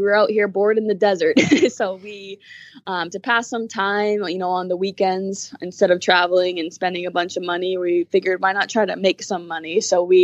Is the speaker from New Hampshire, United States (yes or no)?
yes; New Hampshire, United States; moved away as an adult; now in California, United States; I'm from New Hampshire